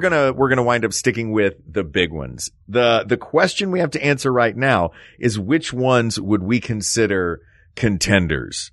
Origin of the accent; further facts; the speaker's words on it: Knoxville, Tennessee, United States; I grew up in Knoxville, Tennessee